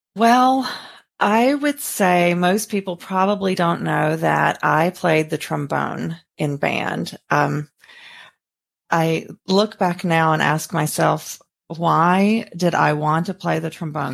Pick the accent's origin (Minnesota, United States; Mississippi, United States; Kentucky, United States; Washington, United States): Mississippi, United States; moved away as an adult; now in Sarasota, United States; I'm originally from Mississippi, a very small town, about three thousand people.